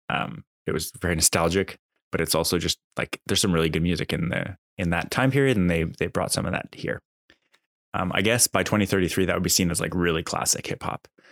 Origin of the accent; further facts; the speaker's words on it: Canada; I'm Canadian